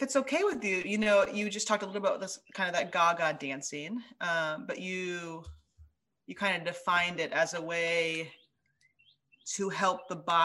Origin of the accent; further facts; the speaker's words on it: Ames, Iowa, United States; We grew up together in Ames, Iowa.